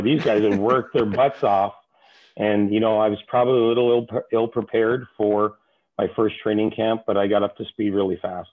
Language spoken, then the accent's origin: English; Toronto, Ontario, Canada; moved away as an adult; also born or lived in Los Angeles, United States; I grew up in Toronto